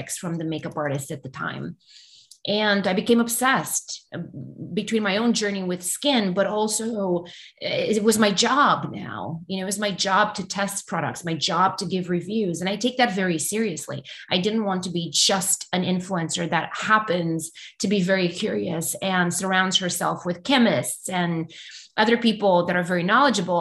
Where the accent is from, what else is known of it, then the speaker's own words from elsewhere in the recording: Romania; English is a second language; moved away as an adult; now in United States; I still had my whole family back in Romania.